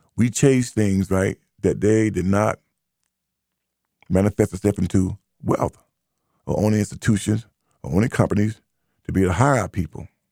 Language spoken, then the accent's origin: English; United States; As American black who identifies as ADOS, to stand for American Citizen Slaves